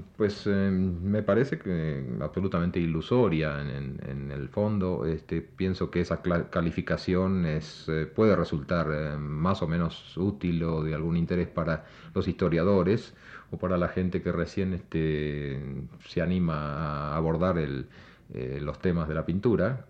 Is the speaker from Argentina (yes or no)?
yes; Argentina; now in Mexico; en mi país, Argentina